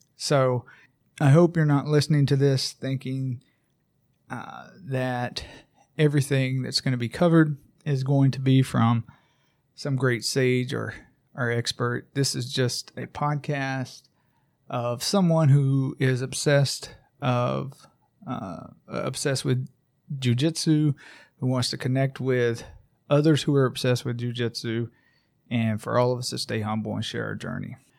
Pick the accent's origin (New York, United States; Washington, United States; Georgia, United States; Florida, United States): Georgia, United States; Braselton; my hometown of Braselton, Georgia, where I live with my family